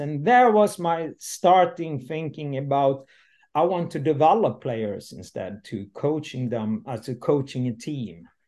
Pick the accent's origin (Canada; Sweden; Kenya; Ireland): Sweden; Landsbro, Jönköping County; English is a second language; moved away; also born or lived in North Sweden / Gothenburg; I'm I'm coming from the South Sweden, from uh, Småland, and uh, today I'm uh, 59, uh, and I leave uh, very early the the village. I come from uh, Landsbro